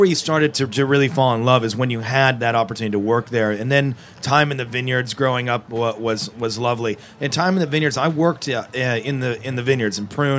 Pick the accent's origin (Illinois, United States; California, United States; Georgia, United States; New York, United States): California, United States; Napa Valley; it was amazing growing up in Napa Valley because you're with the vines, you're with agriculture. We have great farm-to-table foods there just as a way of life.